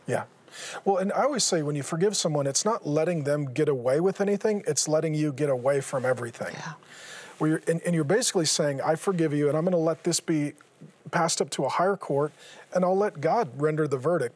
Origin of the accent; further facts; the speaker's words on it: Seattle, Washington, United States; I grew up in Seattle